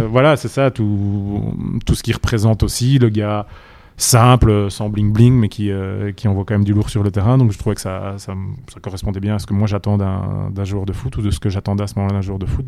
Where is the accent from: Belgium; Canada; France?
Belgium; Charleroi, Wallonia; Charleroi, ma, ma ville natale